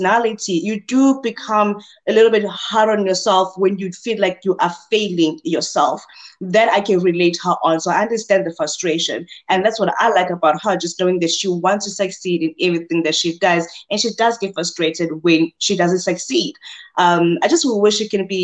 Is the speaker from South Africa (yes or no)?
yes; South Africa; as South African, we are just straightforward